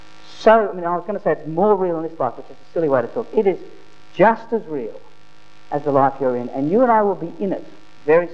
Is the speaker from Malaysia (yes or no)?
no; Australia; I'm a proud Australian. I love being Australian.